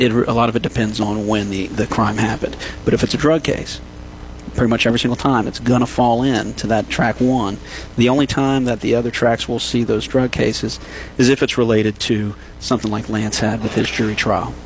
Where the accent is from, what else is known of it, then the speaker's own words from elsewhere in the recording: New Iberia, Louisiana, United States; moved away as an adult; also born or lived in Baton Rouge / Morgan City; now in Lafayette, United States; I'm from New Iberia, you know, mm-hmm. right down the road um, graduate from Catholic High